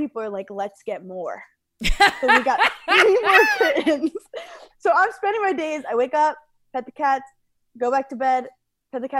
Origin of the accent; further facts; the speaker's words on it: New York City, New York, United States; now in Long Island, United States; I'm from New York City. I love New York City.